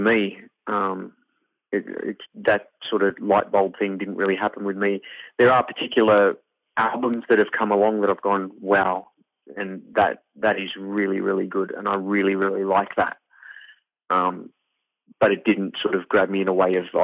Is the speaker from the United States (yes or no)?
no; Wales, United Kingdom; they moved back to Wales to have me because of apartheid